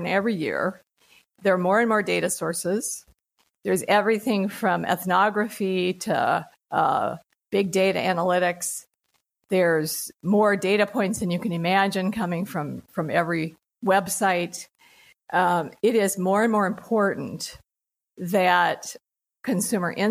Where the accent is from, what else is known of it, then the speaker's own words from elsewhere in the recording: United States; as an American